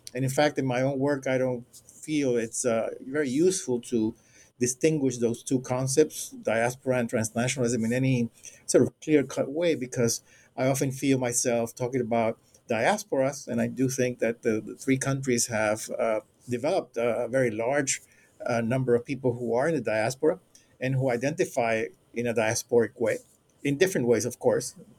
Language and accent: English; Puerto Rico; moved away as an adult; also born or lived in Cuba / Panama; now in Florida, United States; I was born in Cuba uh, and raised in Panama and Puerto Rico